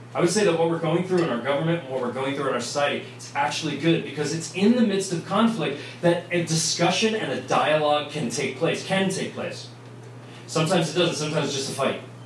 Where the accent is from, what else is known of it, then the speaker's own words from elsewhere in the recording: Vienna, Virginia, United States; accent: New York; also born or lived in New York; I grew up in Vienna